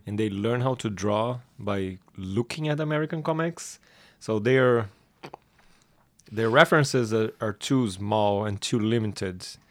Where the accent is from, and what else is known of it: Brazil; born or raised there